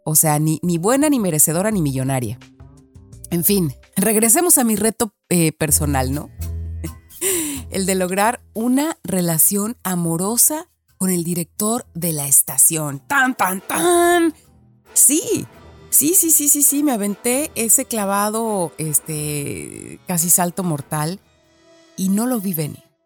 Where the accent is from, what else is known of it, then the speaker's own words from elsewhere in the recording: Guadalajara, Jalisco, Mexico; accent: Mexican; moved away as an adult; also born or lived in Mexico City / London; la primera vez que me mudé de mi ciudad, de mi colonia, de Guadalajara, me mudé a la Ciudad de México